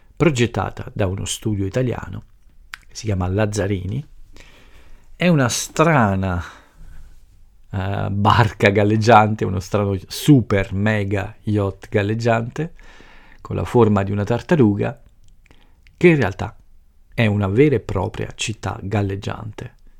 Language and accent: Italian; Italy; il mio paese e la nostra cultura